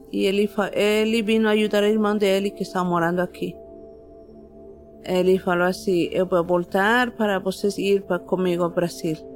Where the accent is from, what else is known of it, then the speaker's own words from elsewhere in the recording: La Paz, Bolivia; Portuguese is a second language; now in Brazil; Eu sou de La Paz, Bolívia.